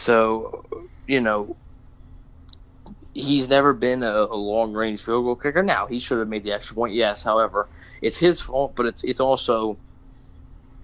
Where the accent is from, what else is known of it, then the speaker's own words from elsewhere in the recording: Philadelphia, Pennsylvania, United States; I'm from Philly